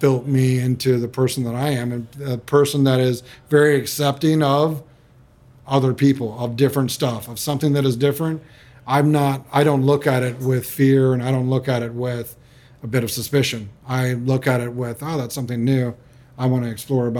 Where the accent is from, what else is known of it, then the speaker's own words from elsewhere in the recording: Charlottesville, Virginia, United States; moved away as an adult; now in Gold Coast, Australia; I grew up in Virginia in the 70s. And it's Charlottesville, Virginia